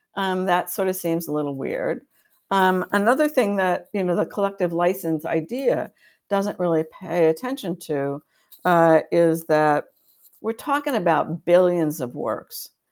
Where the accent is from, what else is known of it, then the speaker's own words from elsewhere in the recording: United States; I'm an American